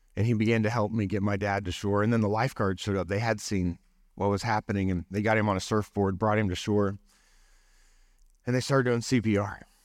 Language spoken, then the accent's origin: English; Allen, Texas, United States; moved away; also born or lived in Tulsa, Oklahoma / Sand Springs, Oklahoma / Arkansas; I grew up in Allen, Texas, then went to, moved to Tulsa, Sand Springs, and then was at Arkansas